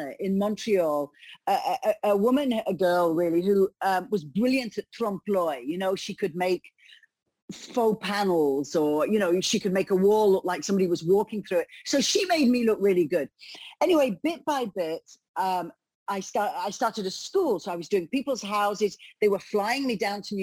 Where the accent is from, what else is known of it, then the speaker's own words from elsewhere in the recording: United Kingdom; moved away as an adult; also born or lived in London / Canada; now in Italy; I am actually British, but I had quite a few years in Canada